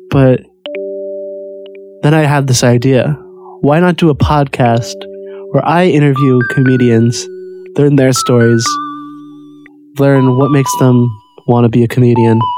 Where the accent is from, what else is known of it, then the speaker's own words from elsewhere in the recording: Peoria, Illinois, United States; I'm not a New Yorker. My home's in Peoria, Illinois, and uh, I'm from an average type family.